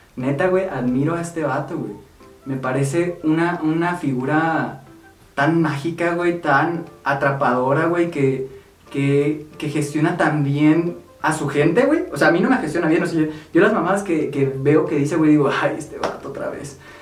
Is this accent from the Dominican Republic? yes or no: no; Mexico